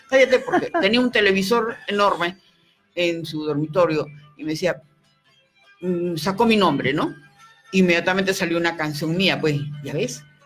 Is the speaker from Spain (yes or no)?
no; Arequipa, Peru